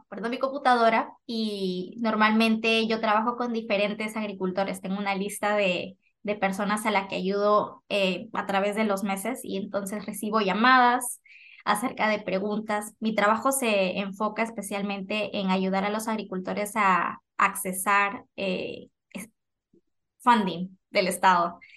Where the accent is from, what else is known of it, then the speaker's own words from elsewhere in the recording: Lima, Peru; moved away as an adult; now in Bakersfield, United States; nacida, crecida en Perú, en Lima.